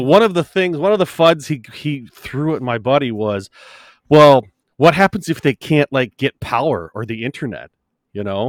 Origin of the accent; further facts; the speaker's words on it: United States; I'm American.